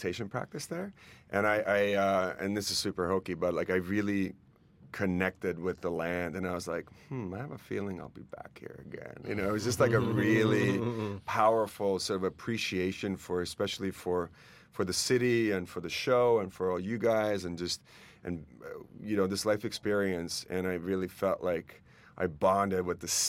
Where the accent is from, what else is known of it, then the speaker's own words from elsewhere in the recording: Estonia; moved away; I grew up in Estonia in the Soviet times